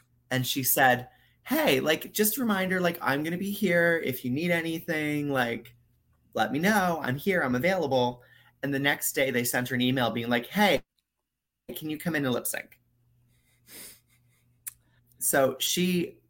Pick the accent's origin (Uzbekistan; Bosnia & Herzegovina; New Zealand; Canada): Canada; now in Florida, United States; as a Canadian